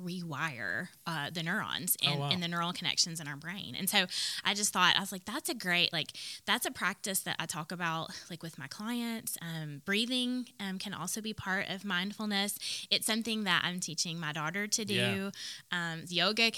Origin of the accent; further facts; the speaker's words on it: the South, United States; I grew up in the South